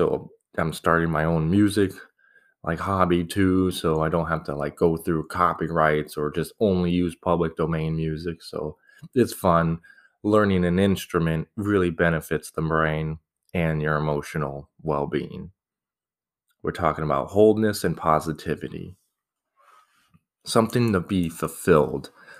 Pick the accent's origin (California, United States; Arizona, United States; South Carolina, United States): Arizona, United States; Scottsdale; I grew up in Arizona, Scottsdale, a lovely place. Started from desert. Now it's like turning into this metropolis in the desert.